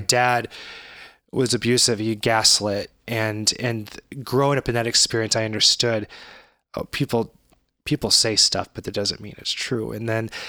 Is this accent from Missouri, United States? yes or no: yes; St. Louis, Missouri, United States; we grew up in St. Louis and we still live here